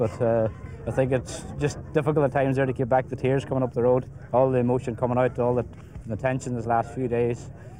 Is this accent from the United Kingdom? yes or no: no; County Donegal, Ireland; Like, this is my hometown, home county.